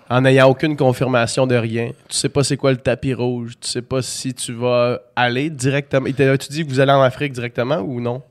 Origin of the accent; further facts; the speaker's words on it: Quebec City, Quebec, Canada; nous autres, on vient de Québec